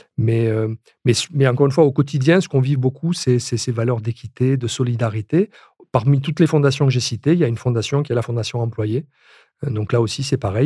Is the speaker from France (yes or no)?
yes; France; chez nous en France